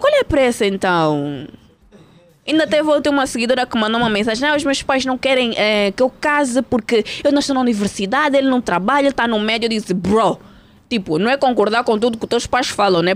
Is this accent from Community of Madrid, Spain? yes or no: no; Barcelona, Catalonia, Spain; moved away as an adult; also born or lived in Portugal; now in Angola; eu nasci cá, mas eu cresci em Espanha